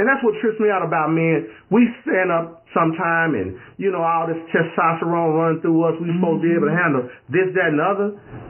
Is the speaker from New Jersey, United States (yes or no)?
no; California, United States; I'm from California.